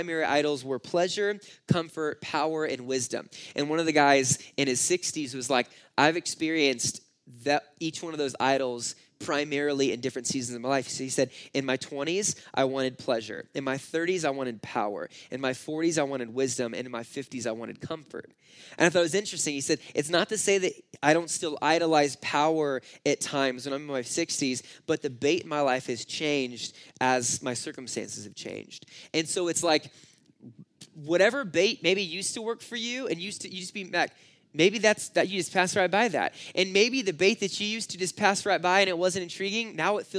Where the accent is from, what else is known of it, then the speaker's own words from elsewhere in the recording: California, United States; I grew up in California and it just kind of a city kid